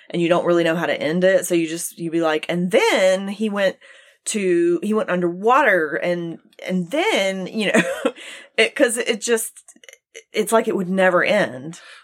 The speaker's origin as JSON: {"language": "English", "region": "Gulf Coast", "country": "United States", "tie": "born or raised there", "said": "I grew up near the Gulf Coast"}